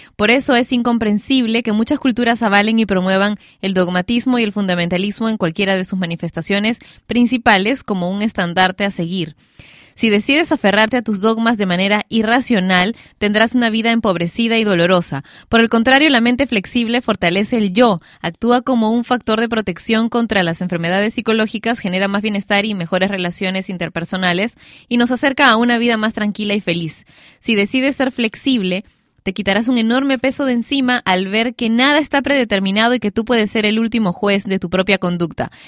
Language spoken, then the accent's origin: Spanish; Lima, Peru; yo soy de Lima y transmitimos la radio desde Lima también